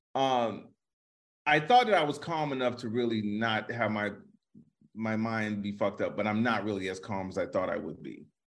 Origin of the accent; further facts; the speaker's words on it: Chicago, Illinois, United States; I'm from Chicago